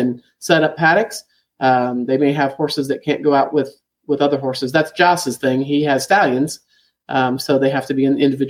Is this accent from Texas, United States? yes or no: no; Florida, United States; moved away; I grew up in Florida drinking the water from the aquifer, and I loved it